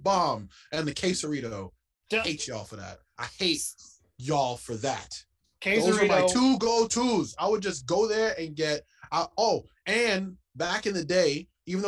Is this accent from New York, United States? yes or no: yes; New York, United States; I'm from New York